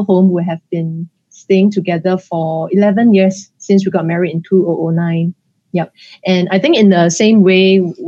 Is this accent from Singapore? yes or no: yes; Singapore; I was born here